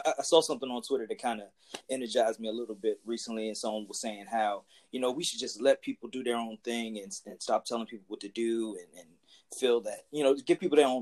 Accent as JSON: {"language": "English", "town": "Washington", "region": "District of Columbia", "country": "United States", "tie": "born or raised there", "said": "we grew up together here in Washington, D.C."}